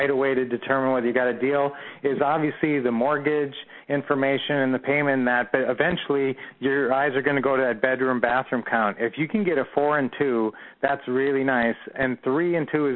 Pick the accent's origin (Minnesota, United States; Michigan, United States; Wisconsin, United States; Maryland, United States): Minnesota, United States; Minneapolis; moved away; both raised in the Minneapolis area